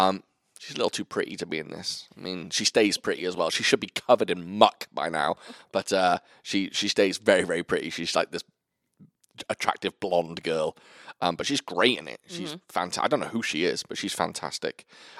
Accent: Wales, United Kingdom; No, I'm Welsh.

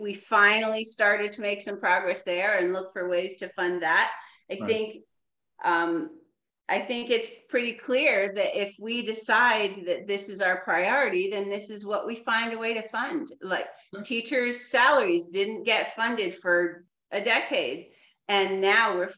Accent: New Jersey, United States; now in Clarke County, Virginia, United States; I grew up in New Jersey

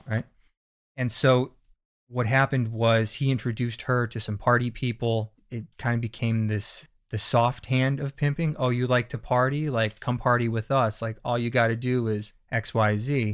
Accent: Pennsylvania, United States; moved away; I'm from Pennsylvania, and we kinda had this East Coast vibe thing going on

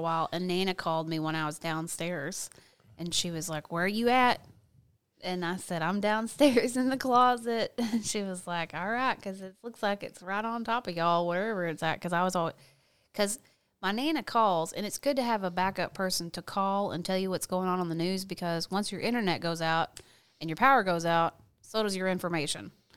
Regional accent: Fort Smith, Arkansas, United States; also born or lived in California; I was born in Fort Smith, Arkansas

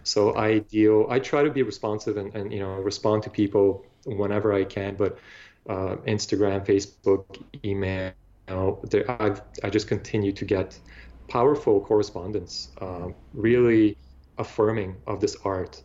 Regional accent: Bulgaria; now in Toronto, Canada; I grew up in Bulgaria

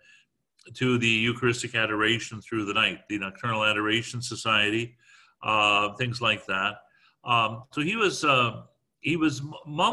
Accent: Guelph, Ontario, Canada; we're all from Guelph

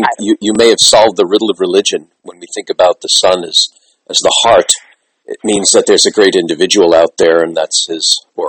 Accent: New York City, New York, United States; moved away; also born or lived in Brooklyn; I'm a Bronx boy, but we moved to Brooklyn, and I'm changing my citizenship to being a Brooklyn citizen.

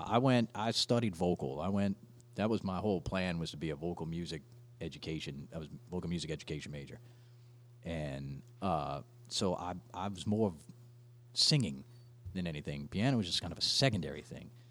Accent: Slidell, Louisiana, United States; so I grew up in Slidell, I moved there when I was nine.

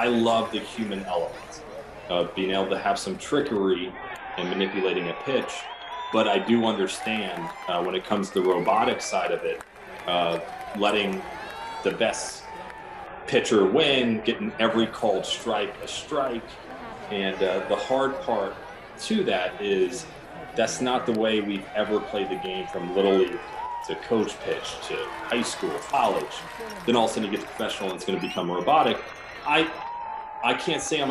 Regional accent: West Palm Beach, Florida, United States; moved away as an adult; I grew up here in West Palm Beach, where I currently live right now

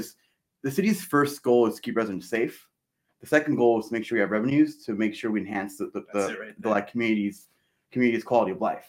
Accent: Costa Mesa, California, United States; growing up in Costa Mesa, which when I was growing up, never had a percent council was Hispanic.

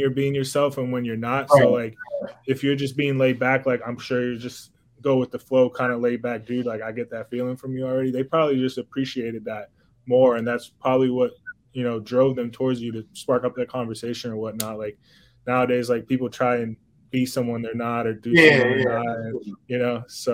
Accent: South Florida, United States; also born or lived in Cuba; I was born in Cuba, raised in South Florida

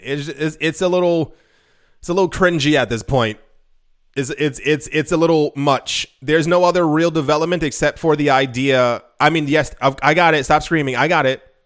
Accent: United States; I'm from the States

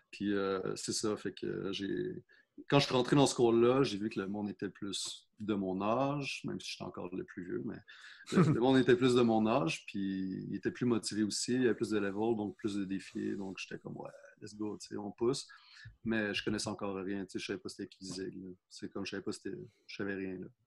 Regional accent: South Shore, Quebec, Canada; parce que moi, je viens de la Rive-Sud.

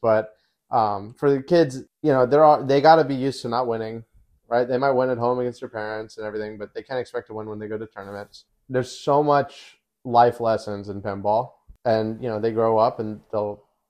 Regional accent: Australia; Well, I'm Australian. I'm chatting.

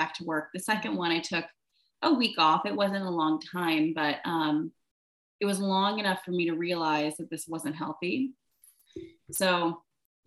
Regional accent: Virginia, United States; moved away; also born or lived in Charlotte, North Carolina / Baltimore; I grew up in Virginia

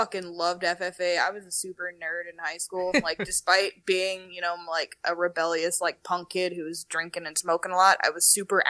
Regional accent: Hemet, California, United States; I'm from Hemet.

